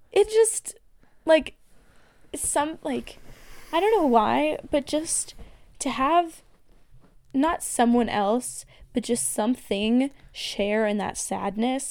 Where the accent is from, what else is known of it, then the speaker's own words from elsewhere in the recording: Colorado, United States; I'm from Colorado. It's a very, very outdoorsy, outdoorsy state